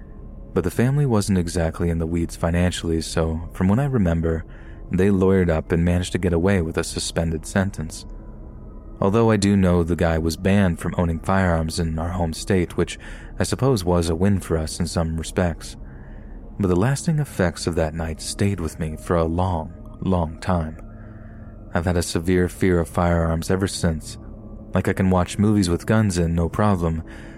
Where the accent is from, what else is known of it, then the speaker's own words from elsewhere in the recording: Yorkshire and the Humber, United Kingdom; born there; I was born in Yorkshire, here in the UK, but my parents are from Libya in North Africa.